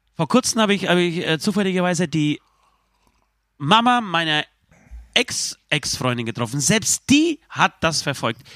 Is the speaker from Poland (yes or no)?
yes; Poland; moved away; Ich bin richtig stolz auf mein, auf mein Heimatland